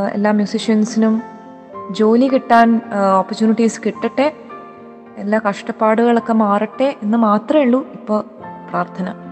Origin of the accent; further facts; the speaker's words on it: Chennai, Tamil Nadu, India; ചെറുപ്പകാലത്തിൽ ഞങ്ങൾ മലയാളി ക്ലബിലൊക്കെ പോവുമായിരുന്നു ഇവിടെ ചെന്നൈയിൽ